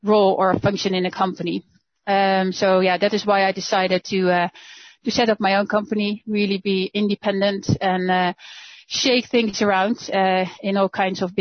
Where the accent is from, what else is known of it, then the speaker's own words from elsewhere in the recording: Netherlands; moved away as an adult; now in Germany; I'm Dutch. I'm from the Netherlands.